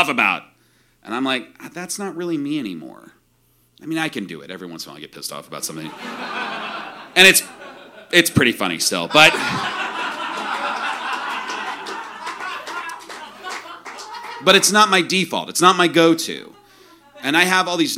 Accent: central Illinois, United States; I grew up in the Midwest, too, in central Illinois

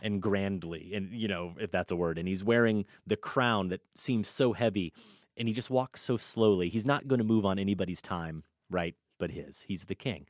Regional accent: Iowa, United States; growing up in Iowa in the eighties and nineties

